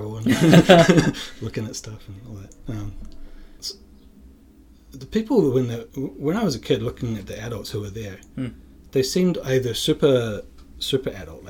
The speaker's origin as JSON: {"language": "English", "town": "Dunedin", "region": "Otago", "country": "New Zealand", "tie": "born or raised there", "said": "Dunedin is my hometown, and it's like the south of New Zealand, and when I was a kid there, I thought it was like a big city, but it's not. It's like a 100,000 people town."}